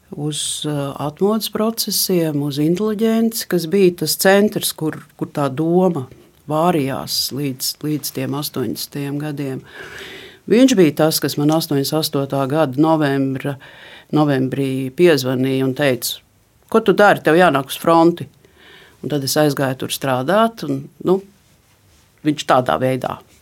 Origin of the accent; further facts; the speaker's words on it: Riga, Latvia; es esmu rīdziniece jau nec kurā pasaul, paaudzē